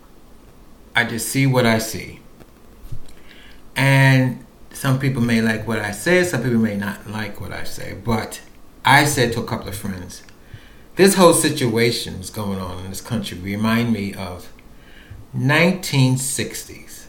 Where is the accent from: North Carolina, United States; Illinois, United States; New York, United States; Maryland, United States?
New York, United States; New York City; living in New York City, born and raised in New York City